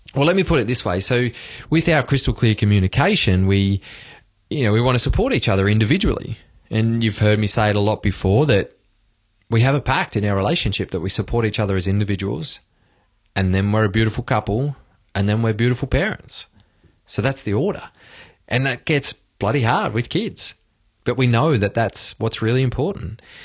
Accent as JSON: {"language": "English", "country": "Australia", "moved": "as an adult", "lives_now": "Sweden", "said": "speaking from Sweden as an Aussie"}